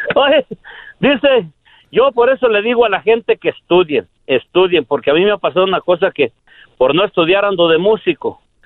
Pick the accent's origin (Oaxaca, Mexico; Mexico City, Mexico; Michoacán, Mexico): Michoacán, Mexico; also born or lived in Yahualica, Jalisco; ahí crecimos